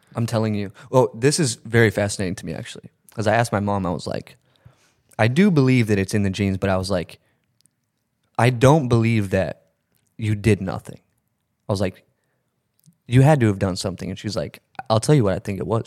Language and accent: English; Texas, United States; moved away as an adult; now in Connecticut, United States; I live in Connecticut now. I was born and raised in Texas, moved to Connecticut like a year ago